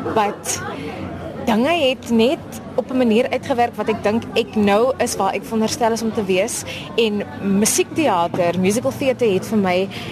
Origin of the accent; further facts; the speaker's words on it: Paarl, Western Cape, South Africa; Ek is uh, gebore en getoe in die Parel in die Wes-Kaap